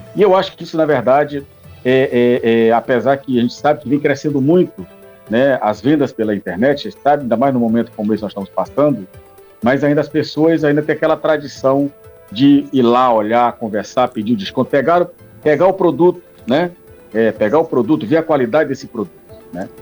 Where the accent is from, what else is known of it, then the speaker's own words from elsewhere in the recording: Brazil; como somos brasileiros